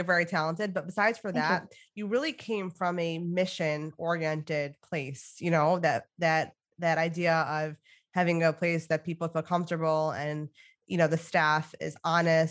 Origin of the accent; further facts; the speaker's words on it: Michigan, United States; now in New York, United States; I'm from Michigan originally